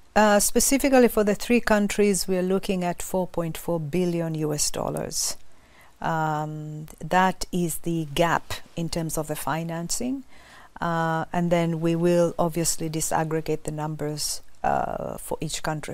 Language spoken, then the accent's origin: English; Kilimanjaro, Tanzania; I'm from Tanzania, uh, coming from Kilimanjaro